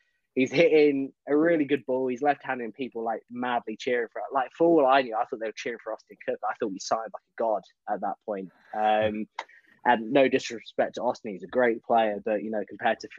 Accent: Peterborough, East of England, United Kingdom; my hometown in Peterborough

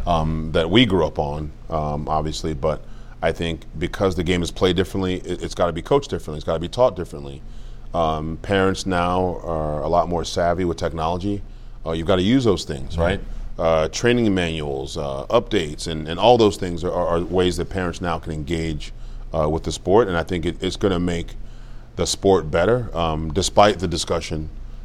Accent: Cameroon; moved away; I was born in Cameroon, like I said, Cameroon, West Africa.

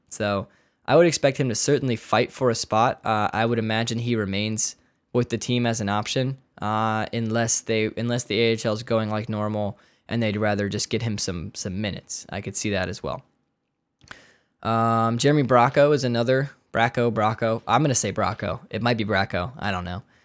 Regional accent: United States; we're American

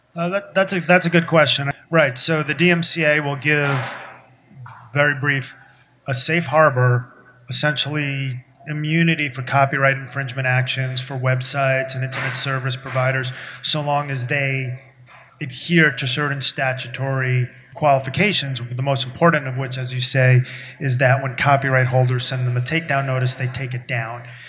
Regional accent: New York, United States; I'm from New York

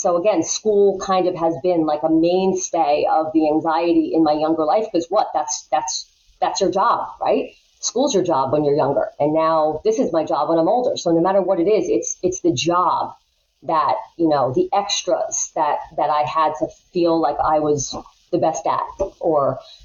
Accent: Long Island, New York, United States; I grew up here on Long Island

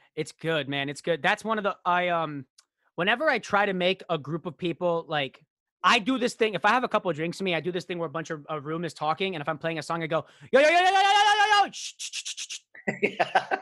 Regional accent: Royal Oak, Michigan, United States; I was born outside of Royal Oak, Michigan

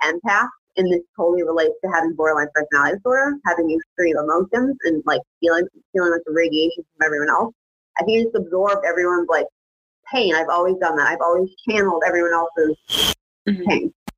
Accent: East Hartford, Connecticut, United States; I was born and raised in East Hartford, Connecticut

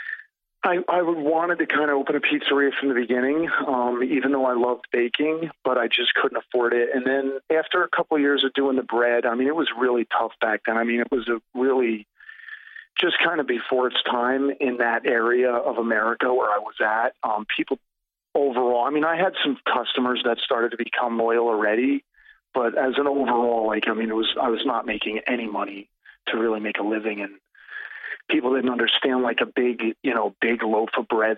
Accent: New Jersey, United States; I'm born and raised in New Jersey

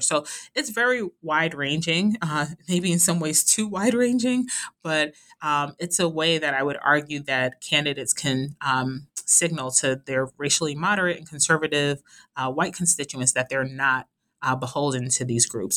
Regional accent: New York City, New York, United States; I am originally from Brooklyn, New York

